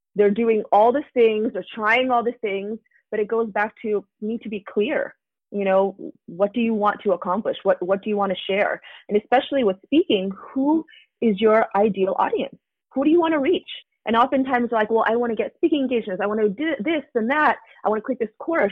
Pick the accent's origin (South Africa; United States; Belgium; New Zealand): United States; I'm Asian American